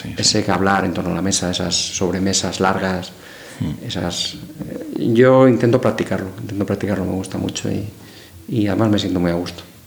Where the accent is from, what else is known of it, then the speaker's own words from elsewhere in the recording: Madrid, Community of Madrid, Spain; moved away as an adult; yo me fui fuera de Madrid a estudiar